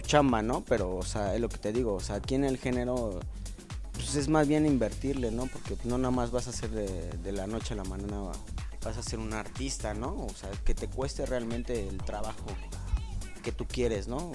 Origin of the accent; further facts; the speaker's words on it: Mexico City, Mexico; yo soy de Tepito